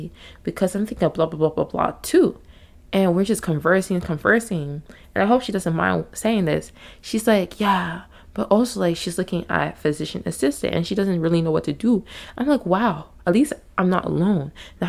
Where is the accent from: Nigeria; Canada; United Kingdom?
Nigeria; I say all this to say I'm Nigerian, okay? Full-blood Nigerian.